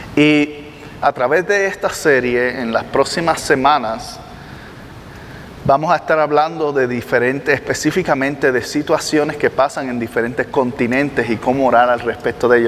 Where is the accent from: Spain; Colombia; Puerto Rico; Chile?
Puerto Rico; Yo soy de Puerto Rico